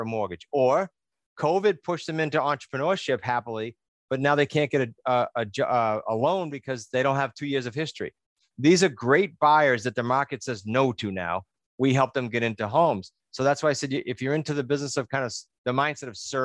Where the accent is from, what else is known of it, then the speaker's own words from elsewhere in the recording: New England, United States; accent: New England; my New England accent